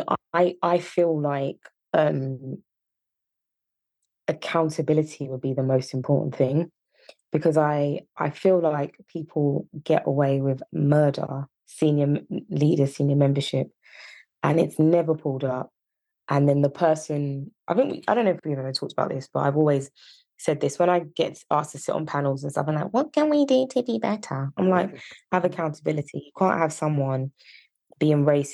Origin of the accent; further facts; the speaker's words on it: Yorkshire and the Humber, United Kingdom; accent: Yorkshire; My Yorkshire accent